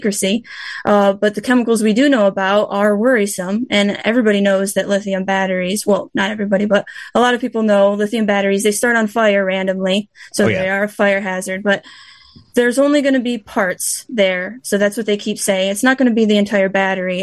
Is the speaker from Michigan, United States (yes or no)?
yes; Michigan, United States; I was born and raised here in West Michigan. And when I was 6 years old, I moved up north on the Muskegon River